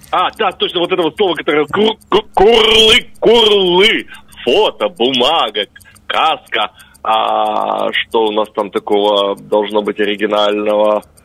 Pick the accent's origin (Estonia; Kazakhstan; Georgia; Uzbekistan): Estonia; я эстонец